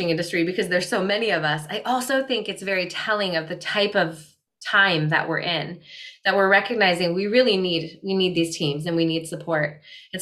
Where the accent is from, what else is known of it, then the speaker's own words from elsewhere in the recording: Midwest, United States; I grew up in the Midwest in more of a scarcity minded home